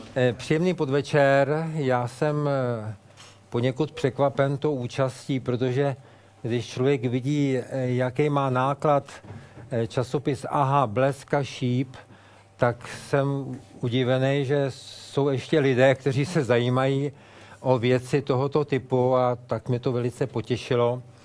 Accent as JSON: {"language": "Czech", "region": "Prague", "country": "Czechia", "said": "jsem odtud, jsem z Prahy"}